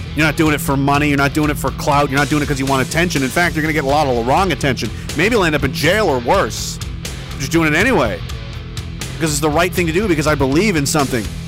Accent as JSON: {"language": "English", "country": "Canada", "said": "as Canadian citizens"}